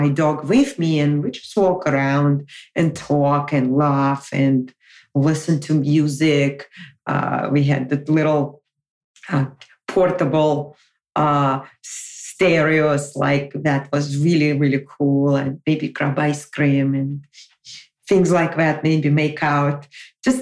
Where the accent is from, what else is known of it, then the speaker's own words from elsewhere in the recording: Moscow, Russia; moved away as an adult; now in United States; relocate from my hometown of Moscow, where I was born and raised, all the way to the United States